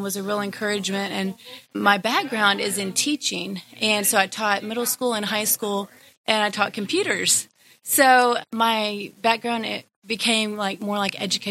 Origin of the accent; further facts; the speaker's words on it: Fort Worth, Texas, United States; I am from Fort Worth, Texas. And I've lived there all my life